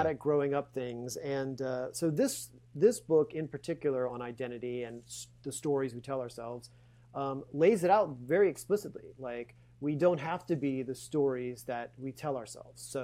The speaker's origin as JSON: {"language": "English", "region": "Louisiana", "country": "United States", "tie": "born or raised there", "said": "I was born in Louisiana"}